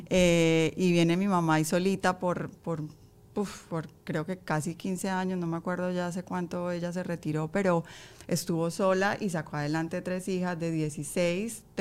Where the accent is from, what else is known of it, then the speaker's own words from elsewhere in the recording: Colombia; moved away as an adult; Yo salí de Colombia hace 16 años.